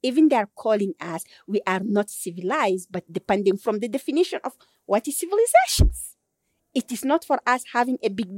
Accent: Chad; I am from Bororo people, who are the indigenous peoples of Chad.

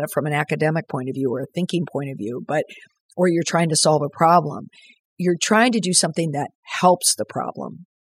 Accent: Minneapolis, Minnesota, United States; my hometown, Minneapolis

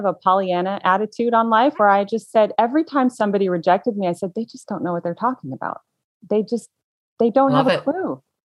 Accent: United States; their way of life is so different than ours in America.

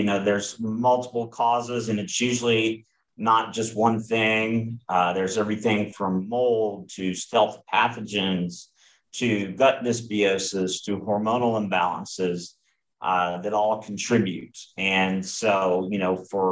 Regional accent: Southeast, United States; I grew up in the Southeast. I've lived in the Southeast most of my life.

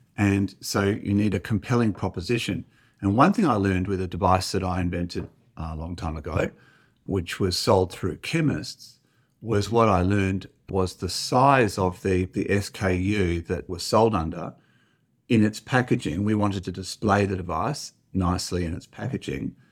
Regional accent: Perth, Western Australia, Australia; also born or lived in Oxford / Harvard; I'm also from Perth

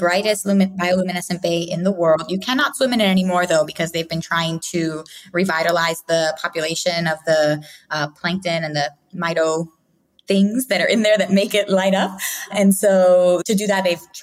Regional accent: Philadelphia, Pennsylvania, United States; also born or lived in Puerto Rico; now in Rio Grande, Puerto Rico; I actually was born in Puerto Rico, but I only lived there till I was six, and then I grew up in Philadelphia.

